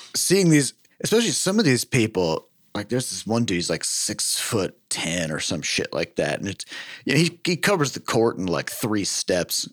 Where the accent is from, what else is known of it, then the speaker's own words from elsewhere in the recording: Midwest, United States; I'm from the Midwest. Yes. Uh, I, I, all my life, I've lived very far from the oceans